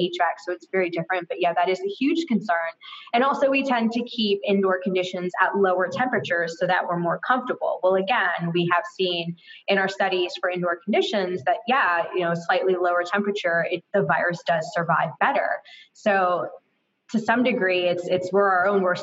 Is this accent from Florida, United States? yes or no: yes; Florida, United States; I'm from Florida